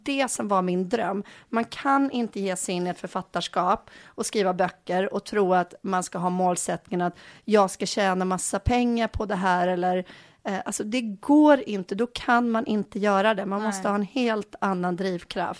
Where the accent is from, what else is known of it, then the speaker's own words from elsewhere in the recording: Bohuslän, Västra Götaland, Sweden; also born or lived in Enskede, Stockholm; now in Stockholm, Sweden; jag kommer ifrån Bohuslän